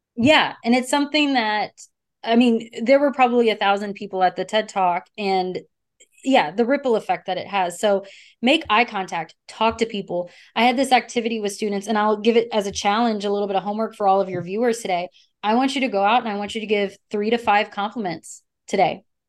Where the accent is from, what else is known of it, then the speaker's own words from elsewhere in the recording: Texas, United States; I'm from Texas